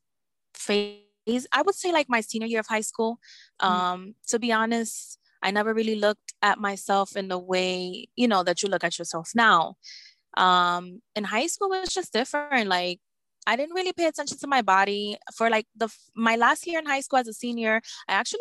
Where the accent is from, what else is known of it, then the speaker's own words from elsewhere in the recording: New York City, New York, United States; also born or lived in Bronx, New York; I was born and raised in Brooklyn, New York. I'm currently residing in the Bronx